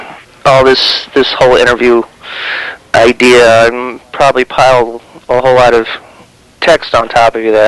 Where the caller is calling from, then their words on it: San Francisco, California, United States; San Francisco.